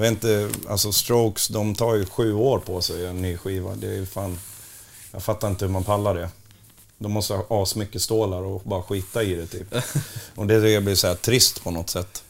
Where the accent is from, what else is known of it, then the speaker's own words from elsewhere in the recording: Borlänge, Dalarna County, Sweden; jag kommer ju från Borlänge och inte Bronx